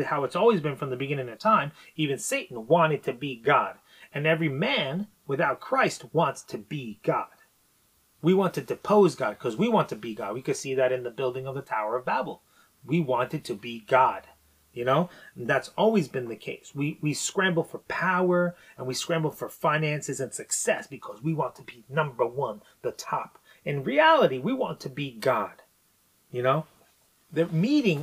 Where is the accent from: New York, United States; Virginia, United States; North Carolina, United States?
New York, United States; I'm from New York.